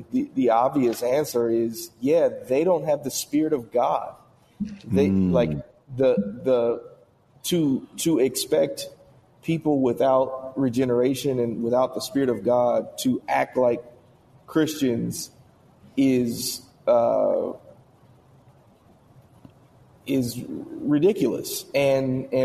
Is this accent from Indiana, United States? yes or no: yes; Indiana, United States; I'm from Indiana